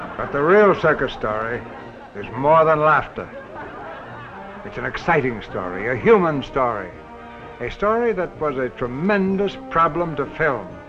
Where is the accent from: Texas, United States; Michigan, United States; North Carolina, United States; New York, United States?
New York, United States; New York City; I grew up in New York City